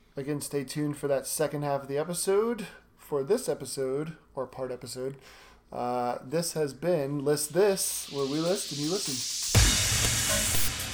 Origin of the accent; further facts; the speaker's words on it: Louisiana, United States; my hometown or my home state